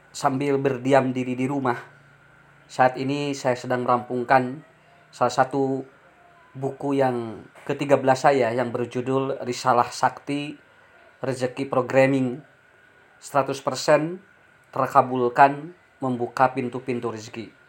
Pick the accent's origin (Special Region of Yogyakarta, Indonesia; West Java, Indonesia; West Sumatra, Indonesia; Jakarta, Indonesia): West Java, Indonesia; Ciparay; born there; Saya lahir di Kampung Leles, Desa Mekarsari, Kecamatan Ciparai, Kabupaten Bandung.